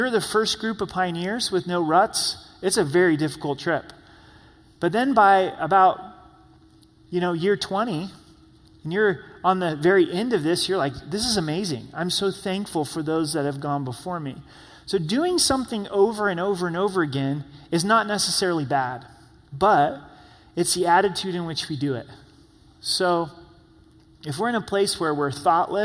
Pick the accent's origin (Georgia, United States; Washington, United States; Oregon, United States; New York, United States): Oregon, United States; I grew up in Oregon